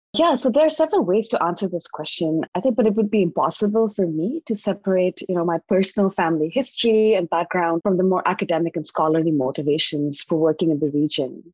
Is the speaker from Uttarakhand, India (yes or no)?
yes; Dehradun, Uttarakhand, India; also born or lived in Gangtok, Sikkim / Bombay; I grew up in Dehradun, which is in the western Himalayan state of Uttarakhand